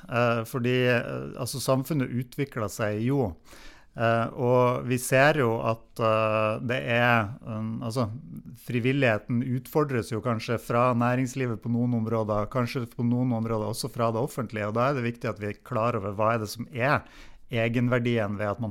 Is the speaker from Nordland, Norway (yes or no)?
yes; Nesna, Nordland, Norway; da jeg vokste opp eh, på, på Nisna på, på 80-tallet